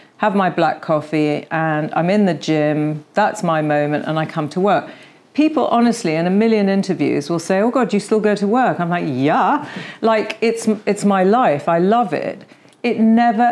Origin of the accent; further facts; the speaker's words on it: United Kingdom; we are very British